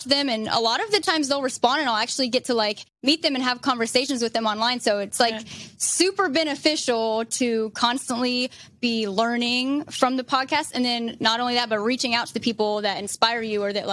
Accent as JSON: {"language": "English", "town": "Columbus", "region": "Ohio", "country": "United States", "moved": "as an adult", "lives_now": "Las Vegas, United States", "said": "I'm actually from Columbus, Ohio. I moved to Vegas 7 years ago."}